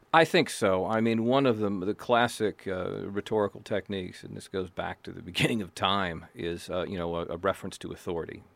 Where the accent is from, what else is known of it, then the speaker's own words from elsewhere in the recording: United States; I am white, I am male, I'm American, I'm from a Protestant background